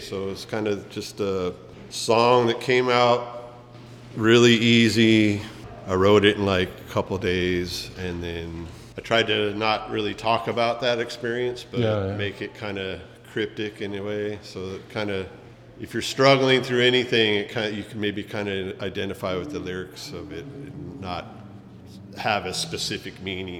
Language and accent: English; Los Angeles, California, United States; now in Hawaii, United States; I grew up in LA, California.